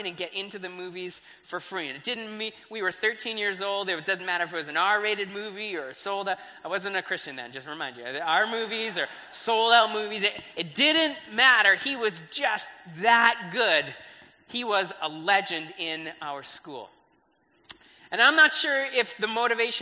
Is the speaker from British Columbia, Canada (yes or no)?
no; Brantford, Ontario, Canada; I grew up in Brantford